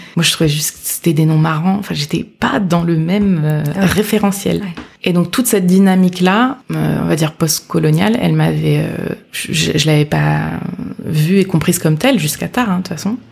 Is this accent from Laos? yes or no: no; France; moi, je suis née en France